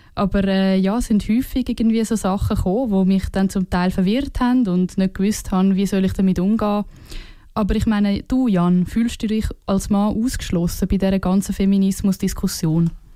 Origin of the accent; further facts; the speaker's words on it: Switzerland; als Schweizer und Schweizerinnen